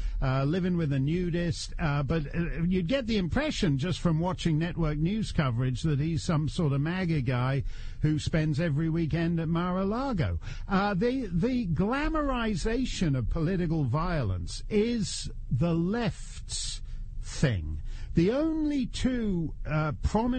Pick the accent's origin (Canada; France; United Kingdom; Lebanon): Canada; now in United States; a Canadian... who's way overstayed in the United States